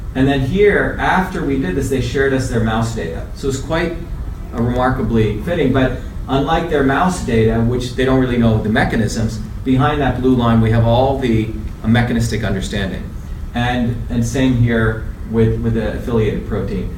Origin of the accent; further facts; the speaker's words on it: India; moved away; I grew up in India, where my grandmother is one of the village healers.